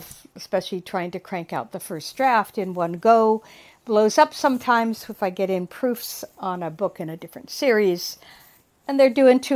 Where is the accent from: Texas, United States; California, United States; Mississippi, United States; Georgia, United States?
California, United States; Southern; moved away; I'm from Southern California originally